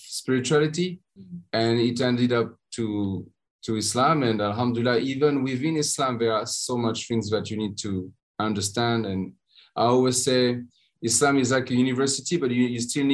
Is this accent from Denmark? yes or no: no; France; English is a second language; moved away as an adult; also born or lived in Spain